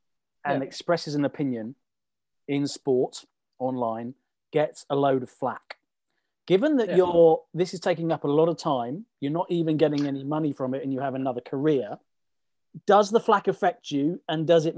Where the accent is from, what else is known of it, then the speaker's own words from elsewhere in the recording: England, United Kingdom; as an Englishman